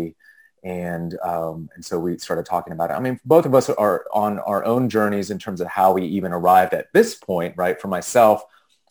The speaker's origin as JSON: {"language": "English", "area": "small desert town outside of LA", "region": "Southern California", "country": "United States", "tie": "born or raised there", "moved": "as an adult", "lives_now": "Washington, D.C., United States", "said": "I grew up in California, though, so Southern California, in a small desert town outside of LA."}